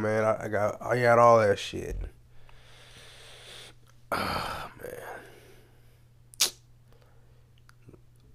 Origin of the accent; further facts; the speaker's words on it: United States; I was born in America to immigrant ass parents